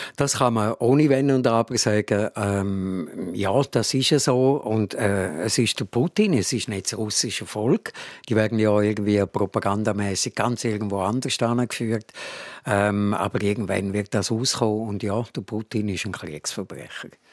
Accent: Buchs, Switzerland; Ich bin selber im Buchs aufgewachsen

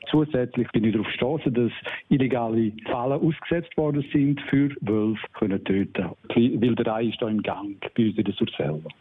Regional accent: Surselva, Graubünden, Switzerland; bei uns in der Surselva

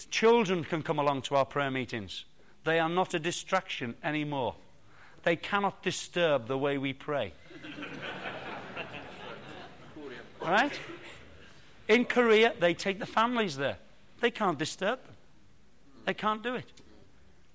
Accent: Liverpool, North West England, United Kingdom; now in Bracknell, United Kingdom; I was born in Liverpool

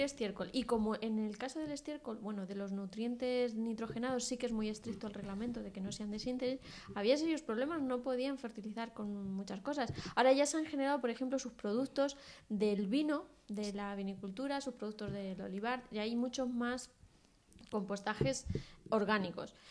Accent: Castilla-La Mancha, Spain; mi tierra

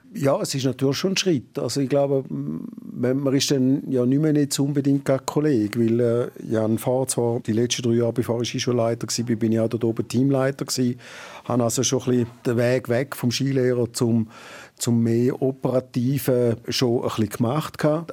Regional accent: Toggenburg, St. Gallen, Switzerland; also born or lived in New Zealand; now in Arosa, Switzerland; ich bin ja ursprünglich aus dem Tackenburg, bin dort auch aufgewachsen

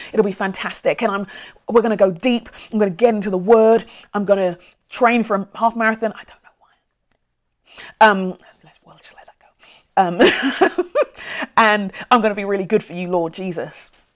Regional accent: London, United Kingdom; now in Minneapolis, United States; I grew up near Brixton

